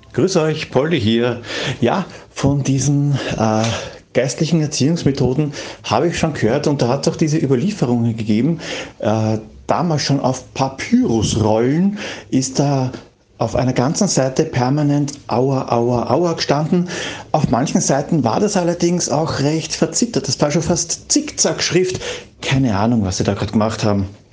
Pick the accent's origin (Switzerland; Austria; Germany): Austria; bei uns in Österreich bei uns in Österreich